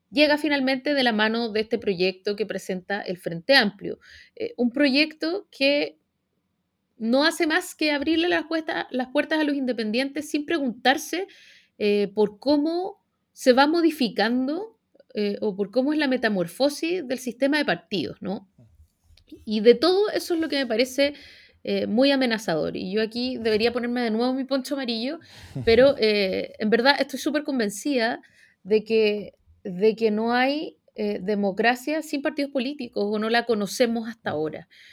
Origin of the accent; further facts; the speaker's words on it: Chile; apegado a las instituciones como somos los chilenos